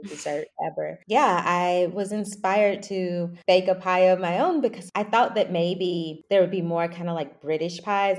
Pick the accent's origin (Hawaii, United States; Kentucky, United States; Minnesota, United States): Kentucky, United States; Louisville; moved away as an adult; also born or lived in New York / Brooklyn; I'm from Kentucky, um, Louisville originally